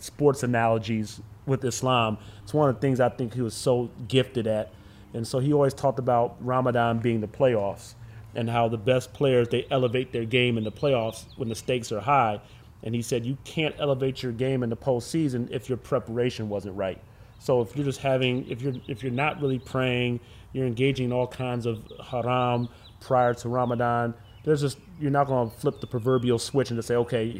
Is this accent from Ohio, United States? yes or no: yes; Cleveland, Ohio, United States; also born or lived in Erie, Pennsylvania; I'm born and raised in Cleveland, Ohio.